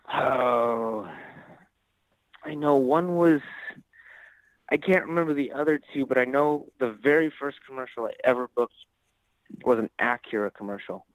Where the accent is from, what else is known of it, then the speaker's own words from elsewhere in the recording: Ottawa, Ohio, United States; I'm actually originally from a small town in Northwest Ohio. Um, it's called Ottawa